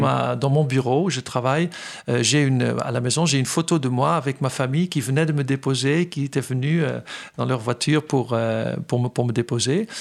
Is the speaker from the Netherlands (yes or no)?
yes; Netherlands; also born or lived in Fontenay-aux-Roses, France; now in France; je suis néerlandais